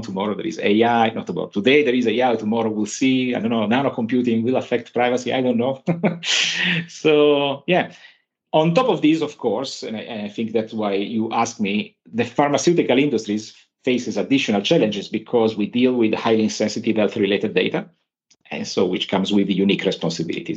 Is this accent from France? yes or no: no; Turin, Piedmont, Italy; I'm from Turin